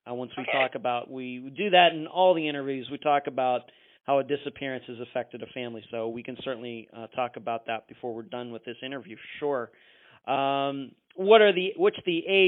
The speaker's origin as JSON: {"language": "English", "region": "Pennsylvania", "country": "United States", "said": "I'm from Pennsylvania"}